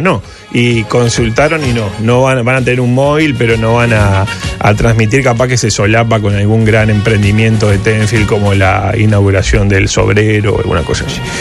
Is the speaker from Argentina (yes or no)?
no; Uruguay; como buen uruguayo